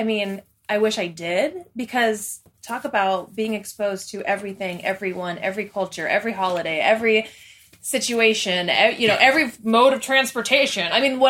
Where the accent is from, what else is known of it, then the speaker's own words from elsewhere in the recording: West Coast, United States; I grew up on the West Coast. But my family has roots in Arkansas